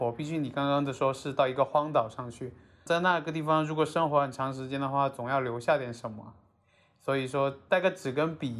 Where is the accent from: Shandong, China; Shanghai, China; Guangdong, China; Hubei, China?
Guangdong, China; 从小在沿海地区长大的孩子